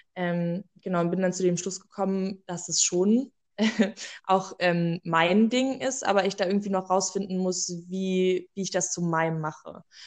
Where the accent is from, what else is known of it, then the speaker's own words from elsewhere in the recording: Cottbus, Brandenburg, Germany; ich bin in einer LKG groß geworden in Cottbus